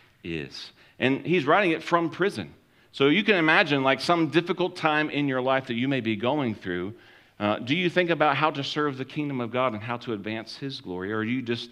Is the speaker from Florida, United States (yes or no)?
yes; Florida, United States; growing up in Florida, that was a long trip to go from Florida to Washington, D.C.